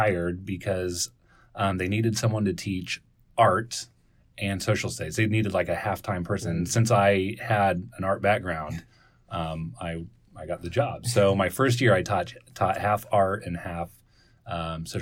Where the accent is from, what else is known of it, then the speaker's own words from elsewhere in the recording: Salina, Kansas, United States; also born or lived in Prairie Village, Kansas; I grew up in Salina, Kansas, moved to Prairie Village, went to the Harvard of Public Schools, which was Shy Missionese